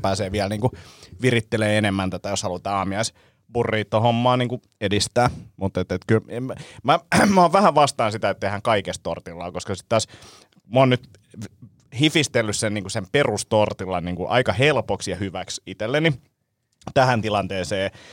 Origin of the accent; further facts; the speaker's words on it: Vantaa, Uusimaa, Finland; mä oon itse Martinlaaksosta kotosi